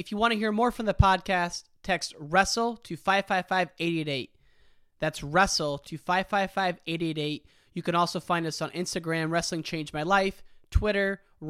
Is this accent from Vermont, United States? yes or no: no; Illinois, United States; I'm from Illinois.